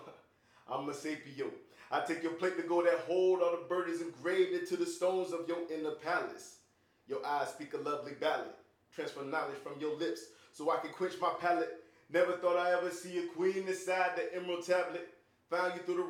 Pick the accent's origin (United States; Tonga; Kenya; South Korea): United States; the South; I'm from the South